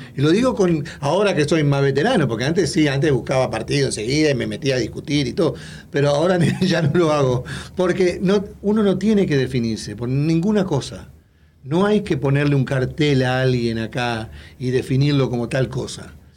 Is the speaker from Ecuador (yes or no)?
no; Uruguay